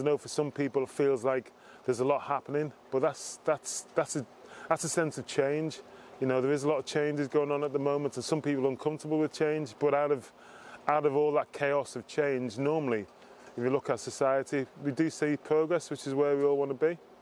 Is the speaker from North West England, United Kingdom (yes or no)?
yes; Liverpool, North West England, United Kingdom; I grew up in Liverpool